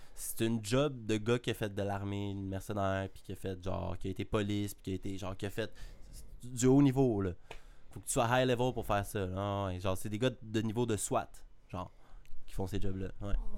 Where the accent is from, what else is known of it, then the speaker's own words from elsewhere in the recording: Canada; je suis canadien.